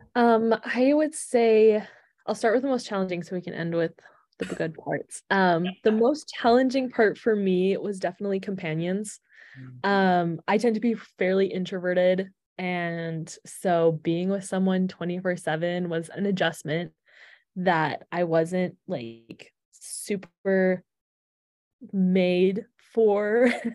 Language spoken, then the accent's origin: English; Alberta, Canada; moved away as an adult; also born or lived in Provo, Utah (BYU) / Washington, D.C.; I am originally from Canada. So, I grew up in Alberta